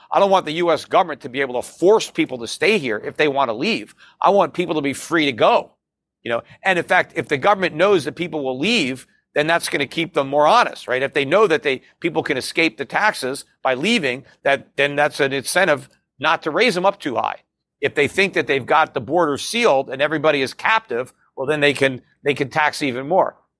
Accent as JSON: {"language": "English", "country": "United States", "said": "as an American"}